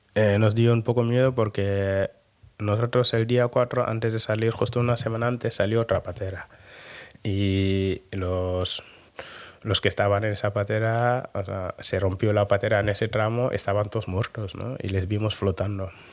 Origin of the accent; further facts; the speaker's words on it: Dakar, Senegal; now in Bilbao, Spain; yo soy de Dakar